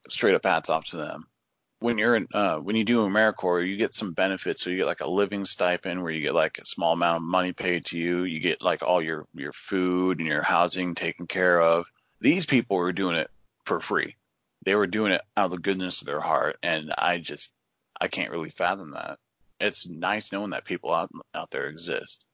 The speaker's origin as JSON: {"language": "English", "region": "Oregon", "country": "United States", "tie": "born or raised there", "said": "I was born and raised in Oregon, uh, which is, uh, on the west coast of the United States."}